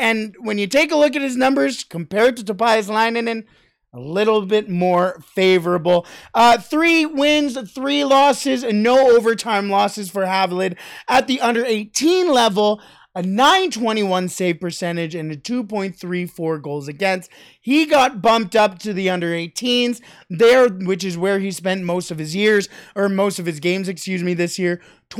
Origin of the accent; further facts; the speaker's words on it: Canada; Toronto Blue Jays, as a Canadian, are just, I'm going down to Minnesota in August to go and see them play.